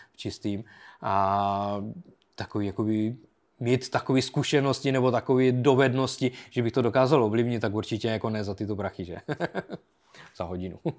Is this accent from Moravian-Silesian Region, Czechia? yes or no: yes; Bruntál, Moravian-Silesian Region, Czechia; moved away as an adult; also born or lived in United Kingdom / Pardubice area; já byl jakoby od Bruntálu